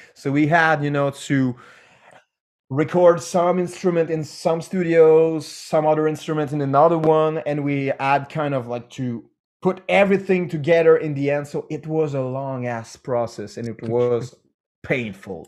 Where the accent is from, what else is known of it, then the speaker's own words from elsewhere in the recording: Canada; we're French Canadian